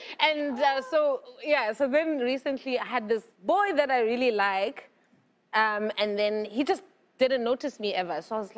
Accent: South Africa; I'm from South Africa

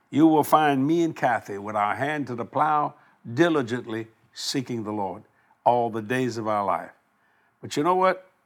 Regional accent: United States; I'm an American here

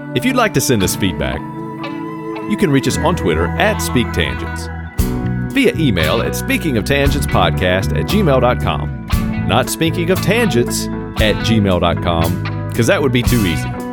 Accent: Virginia, United States; I grew up in Virginia, so it's Virginia.

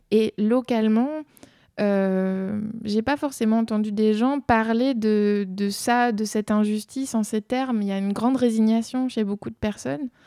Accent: Belgium; En Belgique, on dit toutes ces broles qu'on laisse euh, dans les placards

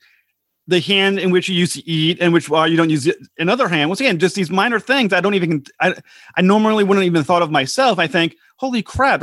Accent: United States; as an American

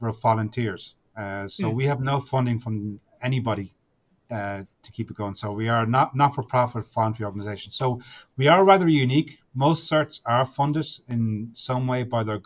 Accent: Ireland; I'm Irish

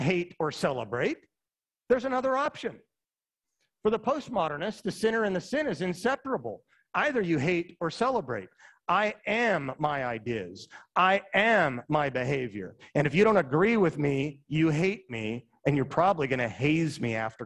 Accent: Utah, United States; moved away; also born or lived in Indiana; I'm from Utah

